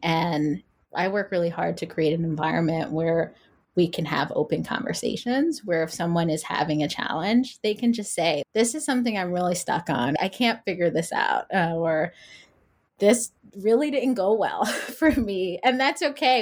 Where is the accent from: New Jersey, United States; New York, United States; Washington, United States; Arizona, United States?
New York, United States; New York City; I'm from New York City, but I spent a summer in California